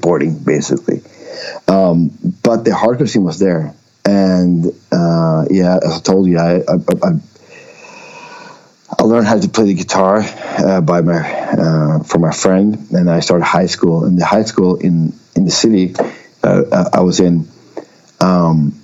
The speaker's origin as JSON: {"language": "English", "town": "Umeå", "region": "Västerbotten County", "country": "Sweden", "tie": "born or raised there", "also_born_or_lived": "northern Sweden / small island in southern Sweden", "second_language": "English", "moved": "as an adult", "said": "when I was five or six years, we moved to Umeå, so that's where I grew up"}